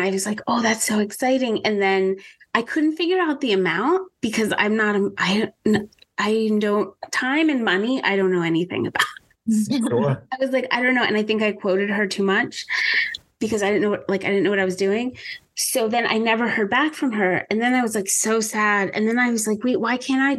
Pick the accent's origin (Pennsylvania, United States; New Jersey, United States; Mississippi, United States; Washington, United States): Pennsylvania, United States; Pennsylvania because that's my home state